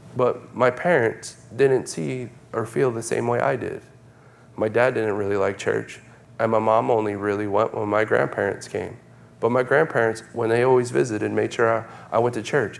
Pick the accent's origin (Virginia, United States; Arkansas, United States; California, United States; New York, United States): New York, United States; moved away; I grew up in New York